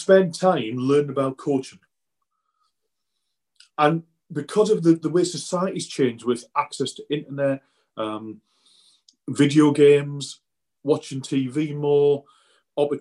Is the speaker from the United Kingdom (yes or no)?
yes; the Northeast, North East England, United Kingdom; I grew up in the Northeast. My uncle was a joiner, worked on the shipyards, Swan Hunters, on the River Tyne there